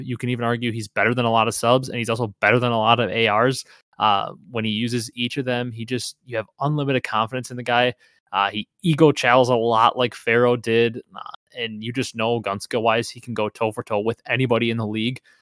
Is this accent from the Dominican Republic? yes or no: no; Wisconsin, United States; I'm from Wisconsin